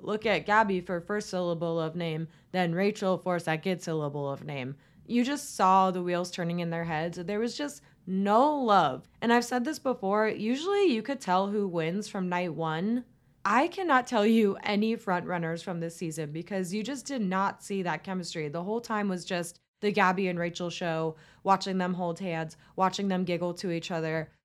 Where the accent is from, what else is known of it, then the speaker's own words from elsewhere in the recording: Tampa, Florida, United States; our second Tampa boy, my hometown